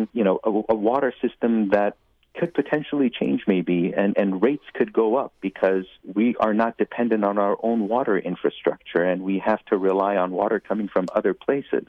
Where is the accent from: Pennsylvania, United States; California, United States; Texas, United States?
California, United States; Los Angeles; I grew up growing up in the West Valley in Winnetka